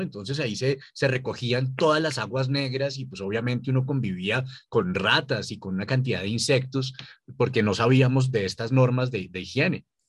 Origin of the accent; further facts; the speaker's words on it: Colombia; nosotros como colombianos